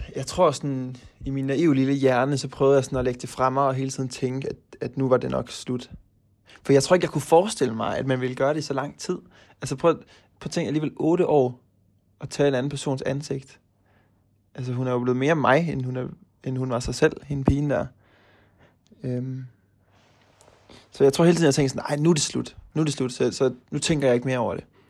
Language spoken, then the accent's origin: Danish; Aarhus, Central Denmark Region, Denmark; moved away as an adult; now in Norway; nu kommer jeg jo fra Aarhus